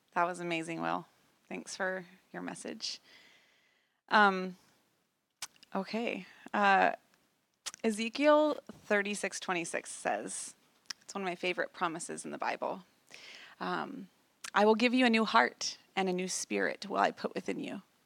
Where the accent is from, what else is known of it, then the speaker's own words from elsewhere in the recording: Idaho Falls, Idaho, United States; moved away as an adult; We had just moved back to my hometown after Zach had finished his time in the military, and we moved back to Idaho Falls